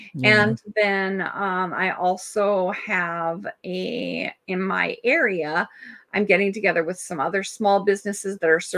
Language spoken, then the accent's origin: English; Germany; born there; And so when I was born in Germany, my dad wanted to name me Berlin.